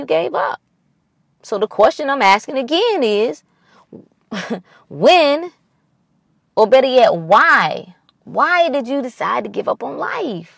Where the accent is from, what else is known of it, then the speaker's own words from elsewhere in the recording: North Carolina, United States; I grew up in North Carolina, so, you know, and we were close to the Virginia border